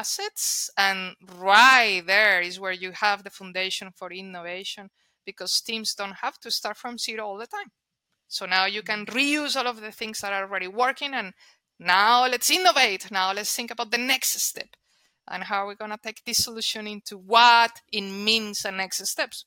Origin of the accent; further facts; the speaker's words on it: Colombia; first language Spanish; English is a second language; moved away; I'm Colombian. Therefore, my first language is Spanish.